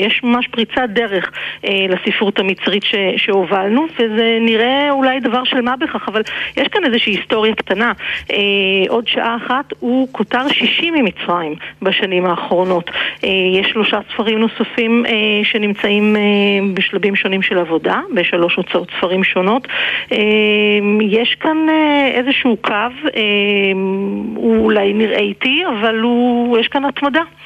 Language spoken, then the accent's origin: Hebrew; Israel